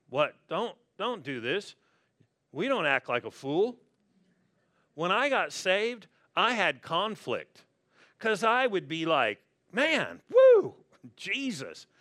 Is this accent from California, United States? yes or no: yes; La Verne, California, United States; also born or lived in Pasadena; born and raised in Southern California